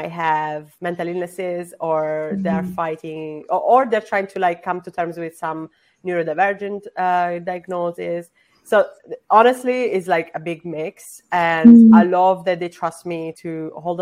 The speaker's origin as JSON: {"language": "English", "region": "Sicily", "country": "Italy", "said": "I'm also non-binary and I'm from Sicily."}